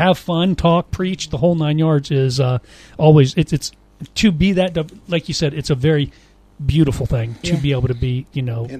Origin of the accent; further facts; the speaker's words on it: Haiti; I was raised in Haiti, right? Okay. Live there, speak the language fluently